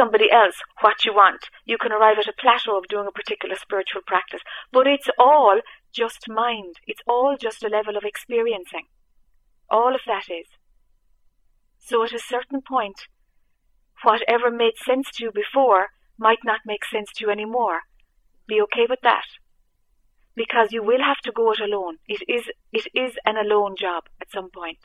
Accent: Ireland; I'm Irish

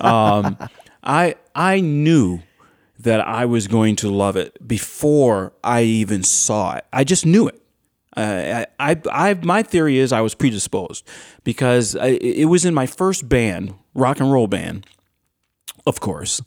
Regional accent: Morton, New York, United States; also born or lived in Tampa, Florida; I was raised in in the Rochester area. I was raised in Orleans County in a town called Morton, M O R T O N

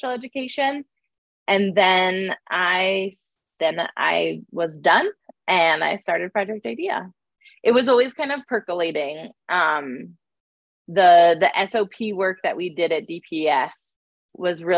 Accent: upstate New York, United States; moved away as an adult; also born or lived in Boston / Seattle; I grew up in upstate New York

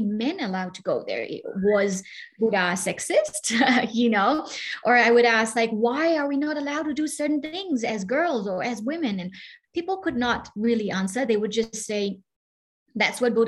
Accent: Myanmar; moved away; I'm originally from Burma, and growing up in Burma, it has been incredible

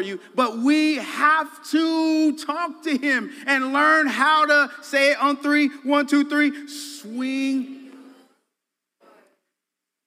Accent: Colorado, United States; moved away as an adult; also born or lived in Dallas, Texas / Illinois; I'm from Colorado, live some in Texas, Dallas, okay, and California I frequented

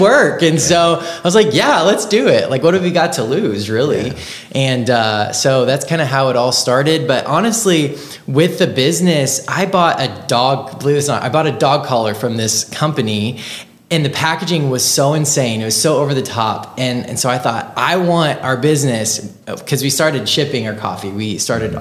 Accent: Marion, United States; moved away as an adult; also born or lived in Kansas City; I grew up in Marion

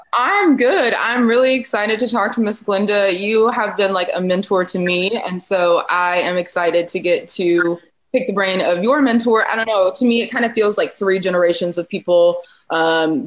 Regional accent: Granville County, North Carolina, United States; We are from Granville County

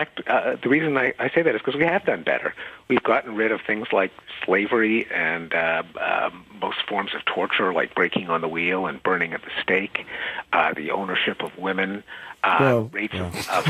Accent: Quebec, Canada; moved away; where I grew up in Quebec

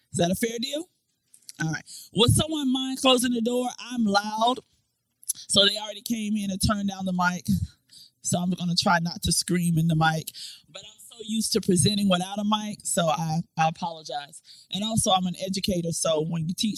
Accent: Florida, United States; moved away as an adult; now in Newport News, United States; I am originally from Florida

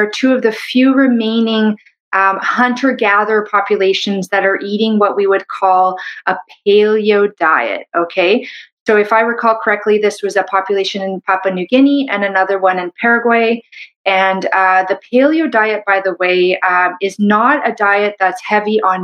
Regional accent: Canada; I'm a Canadian medical doctor

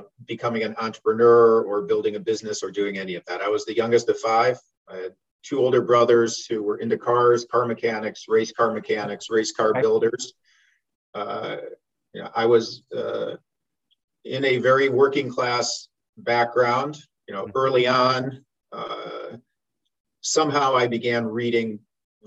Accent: Cleveland, Ohio, United States; also born or lived in Arizona; I was born in 1959 in Cleveland, Ohio

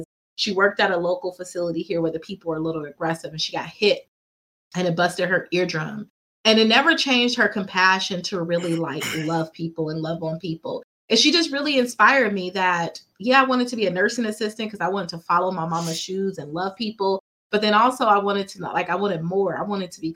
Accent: Fresno, California, United States; I grew up here in Fresno. I'm from Fresno.

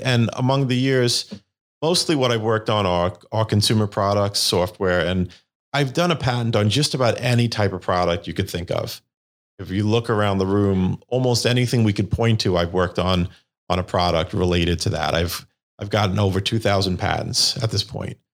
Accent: New York City, New York, United States; I'm from Staten Island, New York. and that's where I grew up.

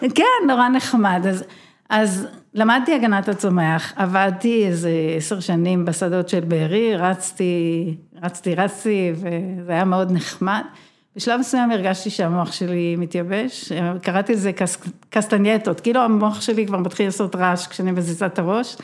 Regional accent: Be'eri, Southern District, Israel; אני נולדתי בבארי, ההורים שלי מהמייסדים, בת המקום, חברה בבארי.

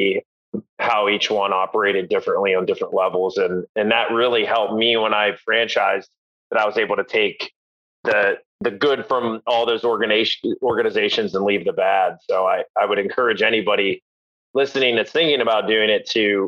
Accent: Huntingdon, Pennsylvania, United States; my hometown of Huntington, Pennsylvania.

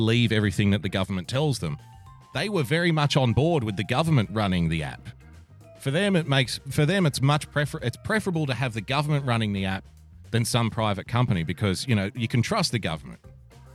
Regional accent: Australia; I'm an Australian

